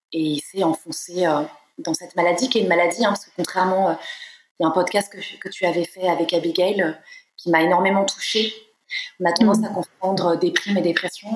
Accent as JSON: {"language": "French", "town": "Nantes", "region": "Pays de la Loire", "country": "France", "tie": "born or raised there", "moved": "yes", "said": "Je suis née à Nantes, euh, j'ai grandi à Nantes"}